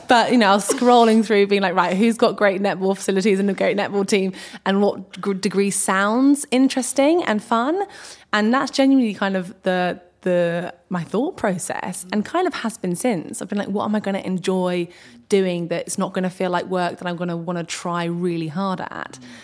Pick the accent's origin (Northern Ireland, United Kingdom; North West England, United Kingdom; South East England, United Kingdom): South East England, United Kingdom; Berkshire; also born or lived in Ascot; I've grown up around Berkshire, which is one of the kind of home counties in the U K.